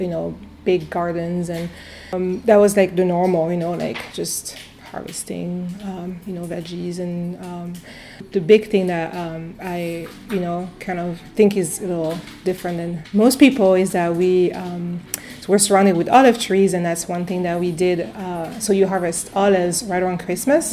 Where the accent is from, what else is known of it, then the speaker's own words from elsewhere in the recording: near Avignon, Provence-Alpes-Côte d'Azur, France; English is a second language; now in Cleveland, United States; I grew up uh, yeah, in the south of France in a small uh, city uh, near Avignon. So it's in Provence